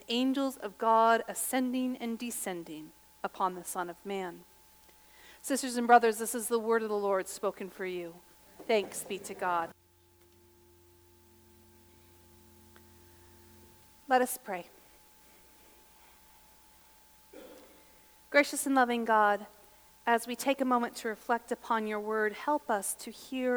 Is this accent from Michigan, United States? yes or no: no; Gallup, New Mexico, United States; born or raised there; now in Lincoln, United States